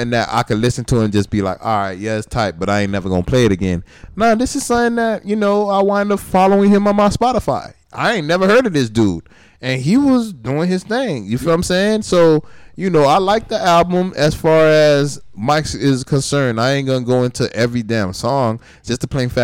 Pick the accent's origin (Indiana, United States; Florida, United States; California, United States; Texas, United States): Florida, United States; Miami; I'm from Dade County